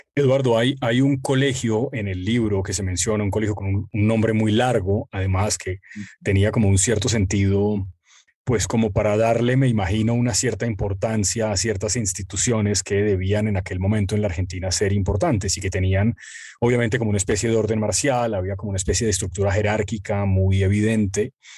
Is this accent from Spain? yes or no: no; Colombia; yo no soy argentino, sino colombiano